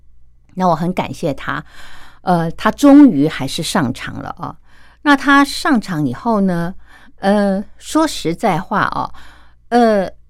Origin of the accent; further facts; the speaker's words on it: China; 那像我们中国人做菜，常菜要么就是拌哦，要么就是烫